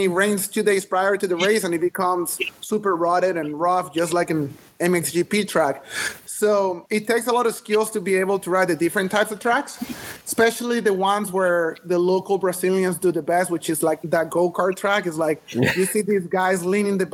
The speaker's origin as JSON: {"language": "English", "country": "Venezuela", "tie": "born or raised there", "said": "I grew up in Venezuela"}